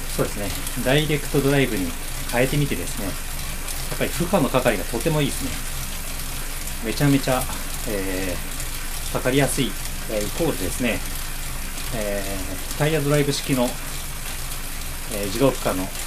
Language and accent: Japanese; Kobe, Hyogo, Japan; 僕神戸ですけど